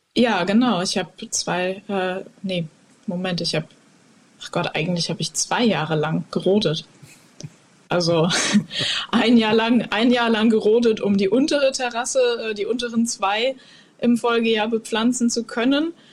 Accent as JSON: {"language": "German", "town": "Koblenz", "region": "Rhineland-Palatinate", "country": "Germany", "tie": "born or raised there", "said": "ich bin ja in Koblenz aufgewachsen und quasi am Mittelrhein groß geworden"}